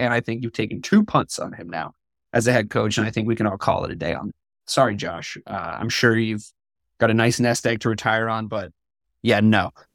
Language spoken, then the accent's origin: English; New England, United States; moved away; growing up in New England